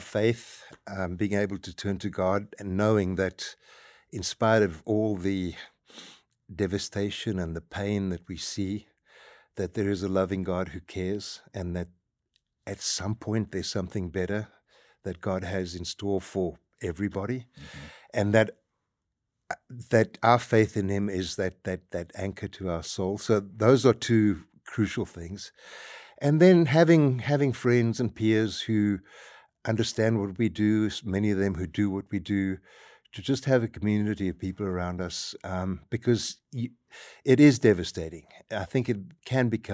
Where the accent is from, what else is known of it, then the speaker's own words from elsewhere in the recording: South Africa; moved away as an adult; we are South African, my wife and I, born and raised and spent most of our life there